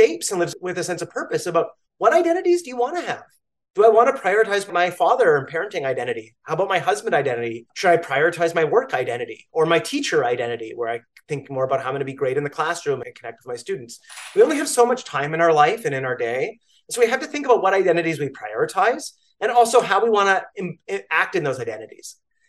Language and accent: English; Canada; now in New York, United States; I am a Canadian. I'm a New Yorker